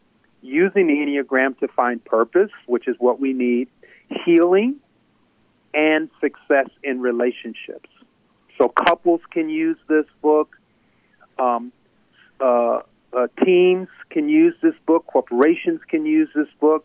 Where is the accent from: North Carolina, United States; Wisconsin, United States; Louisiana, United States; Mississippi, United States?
Wisconsin, United States; also born or lived in New York; now in Chicago, United States; I'm from Wisconsin, and I grew up in Wisconsin